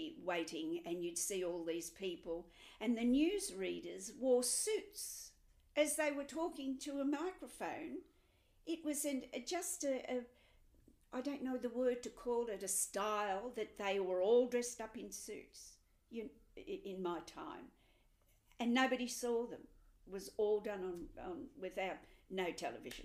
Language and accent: English; Melbourne, Victoria, Australia; moved away; I'm from Melbourne originally